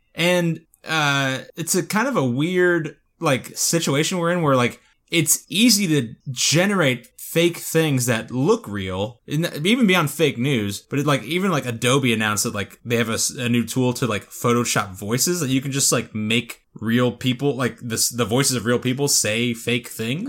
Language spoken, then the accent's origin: English; South Florida, United States; growing up in South Florida